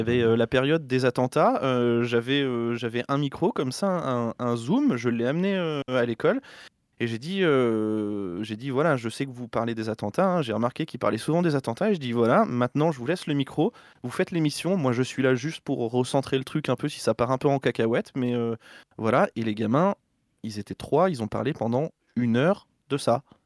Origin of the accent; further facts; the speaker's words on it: Berry, Centre-Val de Loire, France; je viens du Berry